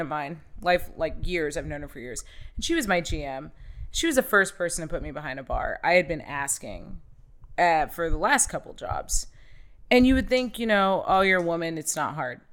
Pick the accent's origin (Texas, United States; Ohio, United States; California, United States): Ohio, United States; full-blooded, just raised, born and raised in Ohio